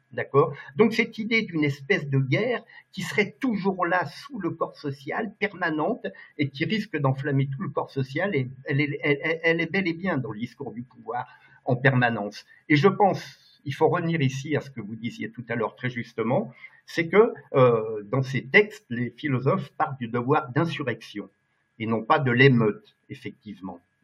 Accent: Lyon, Auvergne-Rhône-Alpes, France; je suis un gars de province, euh, je suis lyonnais d'origine, je suis un gars du Rhône

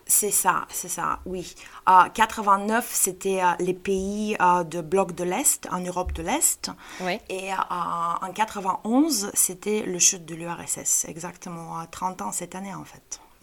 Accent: Bulgaria; chez nous en Bulgarie

